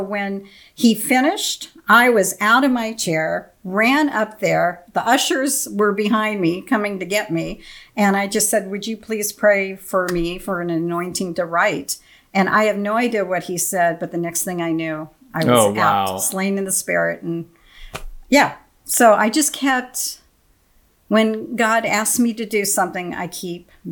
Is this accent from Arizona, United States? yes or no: yes; Phoenix, Arizona, United States; moved away as an adult; also born or lived in Omaha, Nebraska; now in Wichita, United States; born and raised in Arizona, and we lived in Omaha 28 years